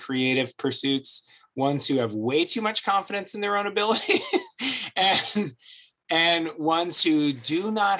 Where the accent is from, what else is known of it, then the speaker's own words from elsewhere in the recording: Ohio, United States; I would say I'm very Midwestern. I was raised in Ohio